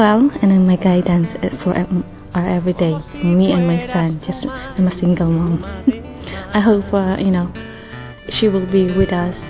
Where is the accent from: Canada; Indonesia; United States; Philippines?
Philippines; moved away as an adult; now in London, United Kingdom; I'm from Philippines, and I've been coming here in Our Lady of Victory Oratory for about 2.5 years now, but I've been here in London for about 21 years.